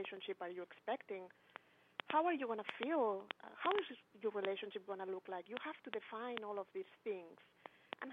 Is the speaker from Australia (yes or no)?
no; Spain; English is a second language; moved away; also born or lived in Barcelona; In that moment, I was living in Barcelona. I'm from Spain.